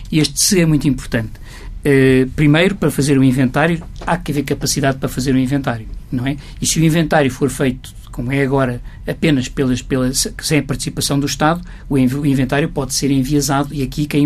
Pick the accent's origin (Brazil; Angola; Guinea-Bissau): Guinea-Bissau; now in Portugal; na minha terra, na Guiné-Bissau